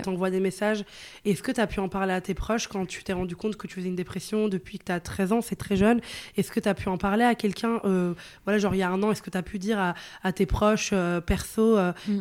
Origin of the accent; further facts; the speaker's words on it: northern Italy, Italy; French is a second language; also born or lived in Venice; now in Paris, France; je viens d'Italie, tu vois, dans le nord, et c'était pas une très grande ville. Après, j'étais à Venise, mais de base, j'étais dans une toute petite ville